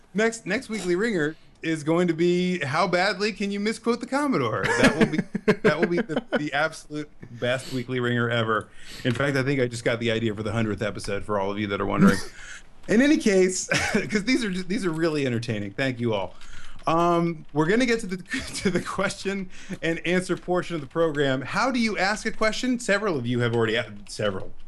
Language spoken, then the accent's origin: English; United States; as an American